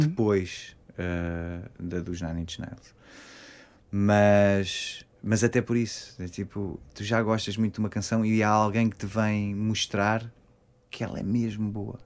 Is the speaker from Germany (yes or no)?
no; Queluz, Lisbon, Portugal; Eu sou de Queluz